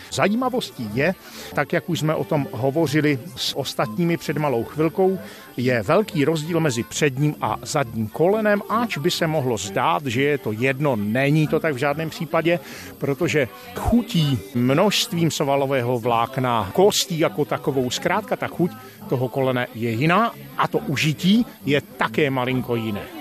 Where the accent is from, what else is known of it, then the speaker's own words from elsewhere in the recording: Silesia / Lachia, Moravian-Silesian Region, Czechia; tady u nás ve Slezsku, Lašsku, Valašsku, jak chcete, zkrátka v našem kraji